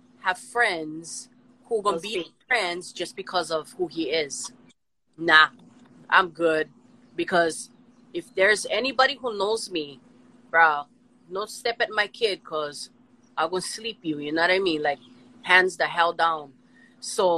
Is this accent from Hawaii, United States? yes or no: yes; Honolulu, Hawaii, United States; moved away as an adult; now in Waianae, United States; I'm from Kalihi. I'm a townie. You know, I'm from, like, inner city Kalihi.